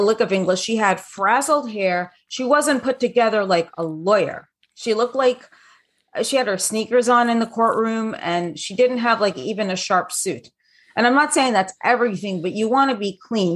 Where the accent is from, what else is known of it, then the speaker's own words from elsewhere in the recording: New York City, New York, United States; also born or lived in London; I grew up in New York City. and London.